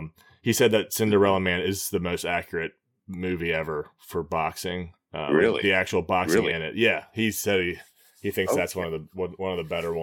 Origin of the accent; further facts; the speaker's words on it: Baltimore, Maryland, United States; I'm just going to say I'm from Baltimore